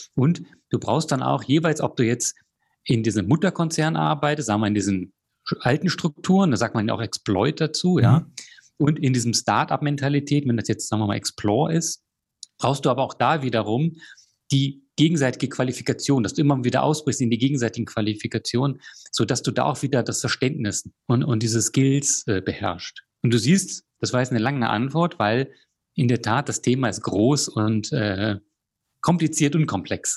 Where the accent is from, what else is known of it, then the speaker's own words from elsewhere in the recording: Germany; moved away as an adult; also born or lived in Chile / Australia; zurück in meine Heimat zu kommen